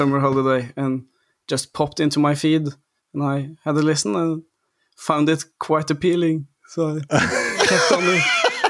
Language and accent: English; Oslo, Norway; English is a second language; I grew up in a little, what's it called? A little valley called Maridalen. Actually in the middle of Oslo, which is the capital, but it's in the middle of the forest, like on a little farm called Sørbråten gård, where I grew up with.